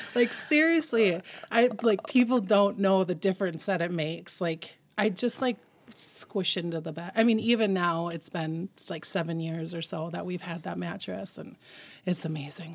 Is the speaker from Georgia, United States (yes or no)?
no; Rockford, Minnesota, United States; also born or lived in Big Lake; now in Monticello, United States; I grew up in Rockford